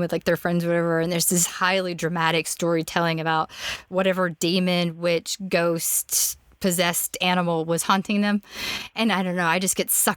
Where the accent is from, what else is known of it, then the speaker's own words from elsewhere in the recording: Orlando, Florida, United States; moved away; also born or lived in Memphis; I grew up in Orlando, which, okay, Floridians like to say that we're Southerners, but we're not.